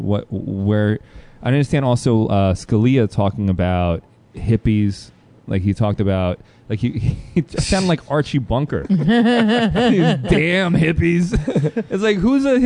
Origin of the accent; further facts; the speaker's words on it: Brussels, Brussels-Capital Region, Belgium; moved away; I was born actually in Brussels, Belgium